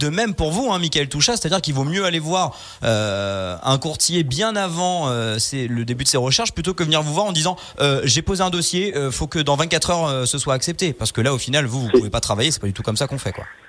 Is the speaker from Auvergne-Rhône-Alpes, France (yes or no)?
yes; Haute-Savoie, Auvergne-Rhône-Alpes, France; chez nous en Haute-Savoie et dans notre région